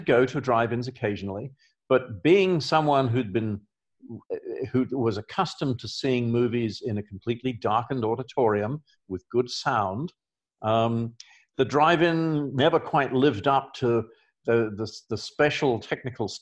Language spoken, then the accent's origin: English; England, United Kingdom; also born or lived in Australia / Los Angeles; now in Oregon, United States; I grew up in England